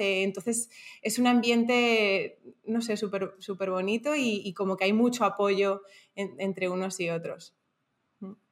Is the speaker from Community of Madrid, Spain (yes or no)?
yes; Madrid, Community of Madrid, Spain; moved away as an adult; now in Panama; Soy española de Madrid, pero desde los 18 años vivo en, diferentes países